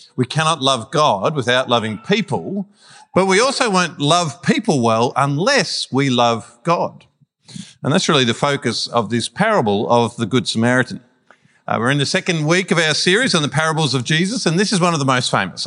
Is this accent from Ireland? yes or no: no; Melbourne, Victoria, Australia; we're Melburnians from Melbourne